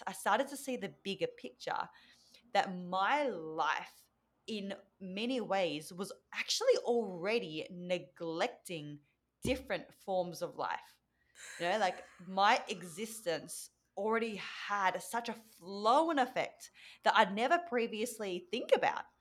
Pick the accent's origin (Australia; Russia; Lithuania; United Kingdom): Australia; first language Vietnamese; English is a second language; I'm from Australia, but my parents are from Vietnam